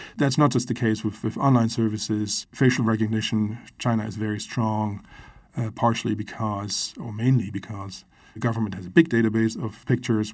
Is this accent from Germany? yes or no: yes; Germany; I grew up in Germany, and when the wall was still up